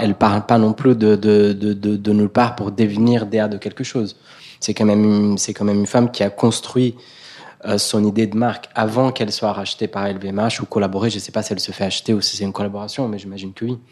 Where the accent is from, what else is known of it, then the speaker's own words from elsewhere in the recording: Brazil; moved away; Moi, je suis brésilien